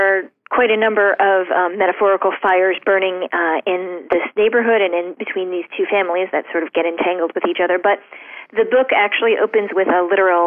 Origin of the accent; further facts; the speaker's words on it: Shaker Heights, Ohio, United States; moved away; When I was growing up in Shaker Heights